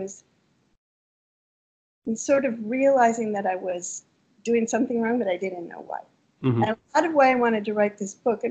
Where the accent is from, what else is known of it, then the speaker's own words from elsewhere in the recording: Minnesota, United States; moved away as an adult; also born or lived in Champagne, France; now in France; I was growing up in Minnesota